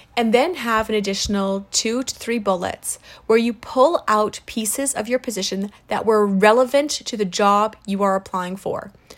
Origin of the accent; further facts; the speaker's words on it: South Africa; moved away; I'm from South Africa originally.